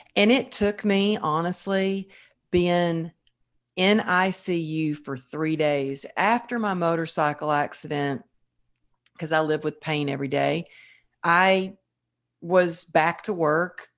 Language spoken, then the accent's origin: English; Texas, United States; growing up in Texas